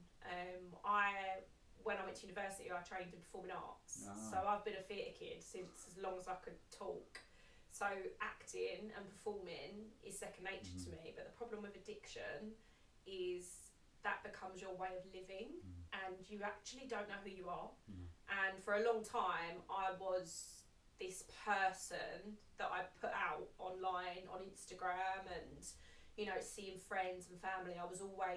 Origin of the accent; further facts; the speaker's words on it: Essex, East of England, United Kingdom; I grew up in Essex